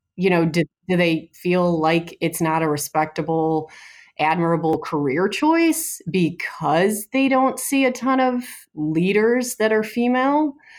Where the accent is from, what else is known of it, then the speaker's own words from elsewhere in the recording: outside of Detroit, Michigan, United States; moved away; I grew up outside of Detroit